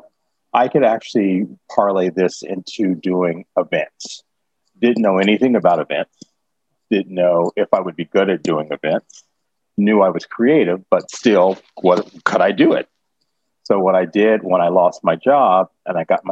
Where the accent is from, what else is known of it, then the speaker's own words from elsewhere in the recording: Kansas City, Missouri, United States; now in New York, United States; I grew up in Kansas City, Missouri. Yeah, I grew up in Kansas City. I'm a Midwest kid